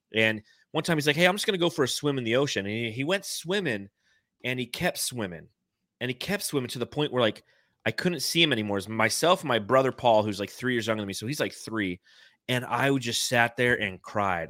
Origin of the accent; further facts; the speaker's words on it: Los Angeles, California, United States; moved away; I grew up in the San Fernando Valley